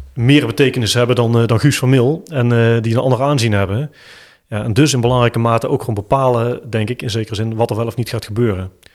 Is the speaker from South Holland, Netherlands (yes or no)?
no; Eindhoven, North Brabant, Netherlands; accent: Eindhoven; als lokale Eindhovenaar, ja. jullie horen het aan mijn accent